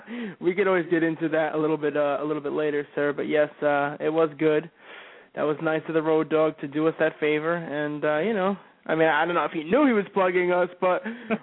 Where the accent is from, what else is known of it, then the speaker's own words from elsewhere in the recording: New Jersey, United States; I'm from North Jersey.